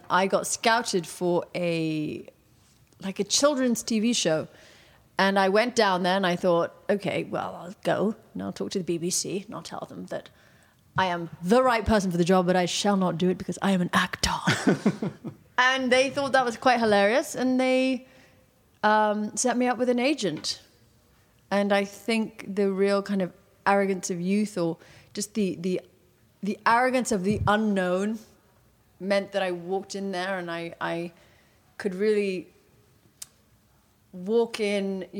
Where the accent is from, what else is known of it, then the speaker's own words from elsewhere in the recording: Portugal; moved away; I grew up in Portugal